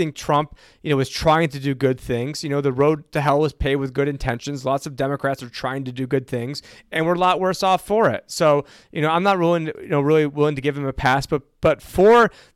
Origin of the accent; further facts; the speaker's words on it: Syracuse, New York, United States; moved away; I'm originally from Syracuse, New York